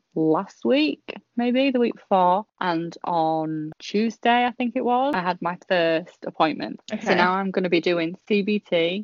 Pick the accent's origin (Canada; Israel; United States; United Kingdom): United Kingdom; Portsmouth, South East England; now in Yorkshire, United Kingdom; I moved from Portsmouth to Yorkshire and I still have the best friends I had when I was, you know, there.